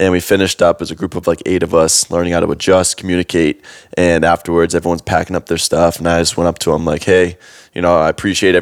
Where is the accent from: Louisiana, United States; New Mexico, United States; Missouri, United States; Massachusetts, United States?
Massachusetts, United States; Boston; moved away; also born or lived in California; I'm from Boston